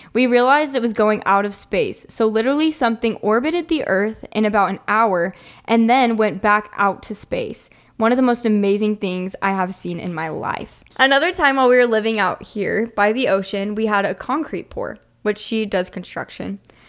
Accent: Alaska, United States; Growing up in Alaska, we would see crazy lights in the sky all the time and knew lots of people that swore they had seen UFOs.

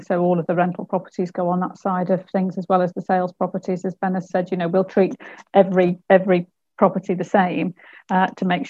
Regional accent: Bridgnorth, West Midlands, United Kingdom; I grew up in Bridgnorth. I don't live there now

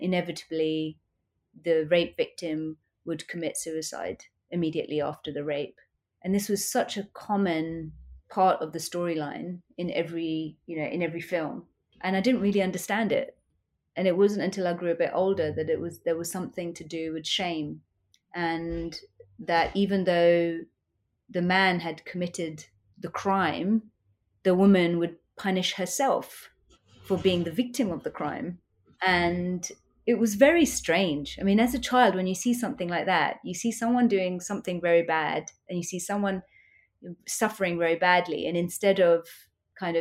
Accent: United Kingdom; I was born in the UK. So I was fully brought up in the UK as an Indian.

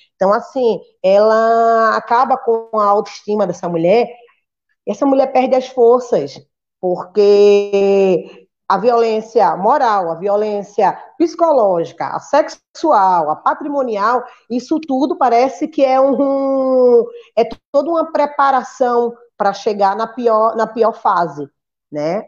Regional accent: Recife, Pernambuco, Brazil; now in Rio Grande, Brazil; sou nordestina, natural do Recife

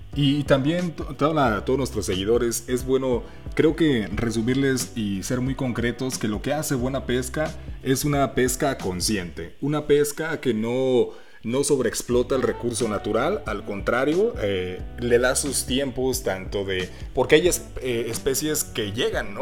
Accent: Aguascalientes, Mexico; nosotros somos de Aguascalientes

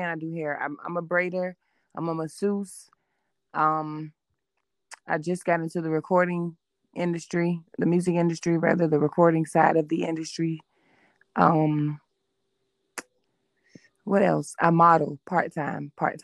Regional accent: Savannah, Georgia, United States; moved away; also born or lived in North Carolina / Oklahoma / Germany; I am from Savannah, Georgia. Originally

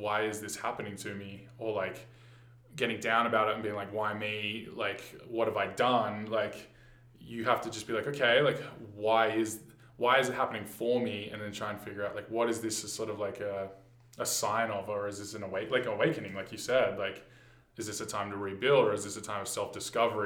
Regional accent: Sydney, New South Wales, Australia; moved away as an adult; now in Banff, Canada; I was born in Sydney, Australia, and I lived and worked the whole 9-to-5 life from 18 onwards

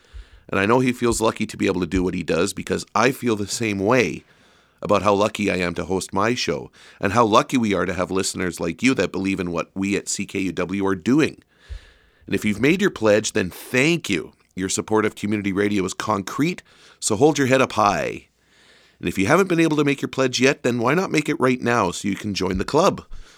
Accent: Churchill, Manitoba, Canada; growing up in Churchill

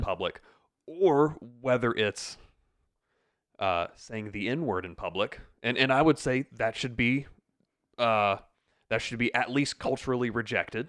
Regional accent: upstate South Carolina, United States; I am an upstate South Carolina native. I was actually born here

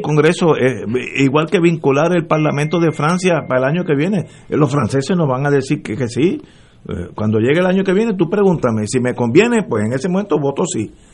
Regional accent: Puerto Rico; como puertorriqueño

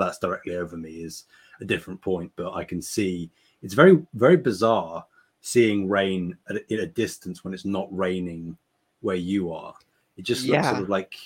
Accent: United Kingdom; As a Brit

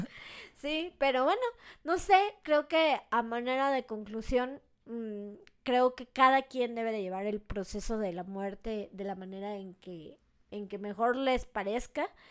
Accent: Mexico; yo también como mexicana, o sea, crecí, por ejemplo, pues con todo eso, ¿no? Desde niña iba a la feria del alfeñique

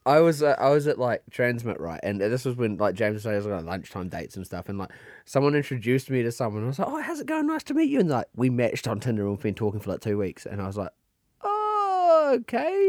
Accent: New Zealand; accent: New Zealand; moved away; I had a New Zealand accent

